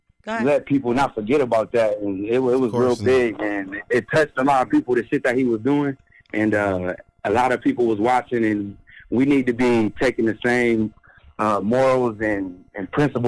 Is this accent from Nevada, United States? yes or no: no; Ohio, United States; I'm from Ohio, man.